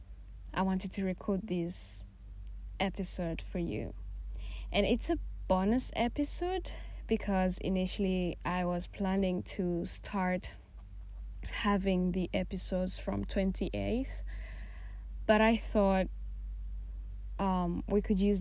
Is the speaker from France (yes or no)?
no; Tanzania; moved away as an adult; I am Tanzanian. I was born and raised in Tanzania